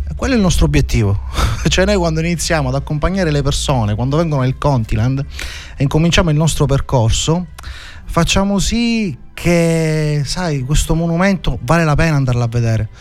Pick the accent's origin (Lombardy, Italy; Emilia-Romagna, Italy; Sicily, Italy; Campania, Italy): Sicily, Italy; Ionian Riviera